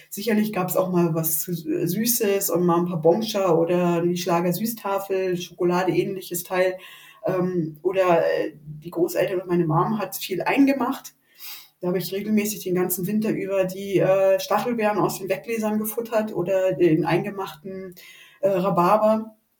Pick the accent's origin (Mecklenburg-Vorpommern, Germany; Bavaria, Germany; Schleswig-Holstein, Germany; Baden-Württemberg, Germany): Mecklenburg-Vorpommern, Germany; Rostock; accent: North German; moved away as an adult; now in Mühldorf am Inn, Germany; ich bin an der Ostsee geboren, in der schönen Stadt Rostock, Hansestadt Rostock im Jahre 73 ähm, und bin quasi in der DDR groß geworden bis zu meinem 16. Lebensjahr